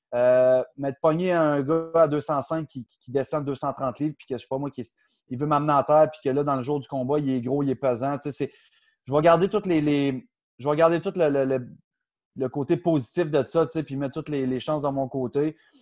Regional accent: Outaouais, Quebec, Canada; moi je viens de l'Outaouais, Ottawa qui est à côté

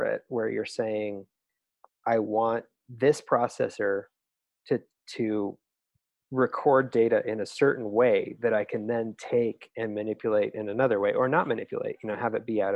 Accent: Colorado, United States; I'm from Colorado, so CU Boulder was state school

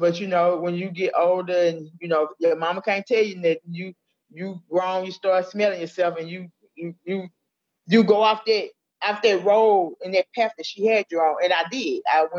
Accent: Allendale, United States; Well, I was born and raised in Allendale. You know, this, you know, a low, you know, high crime, low poverty area.

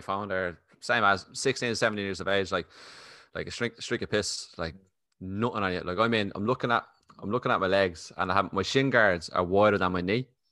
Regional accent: Ireland; accent: Irish; a proper Irish accent and you talk fairly quickly, like

